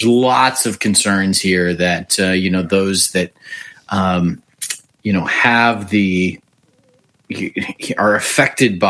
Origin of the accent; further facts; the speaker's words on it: Willowick, Ohio, United States; also born or lived in Cleveland; I grew up in Willowick. I'm a Northeast Ohio guy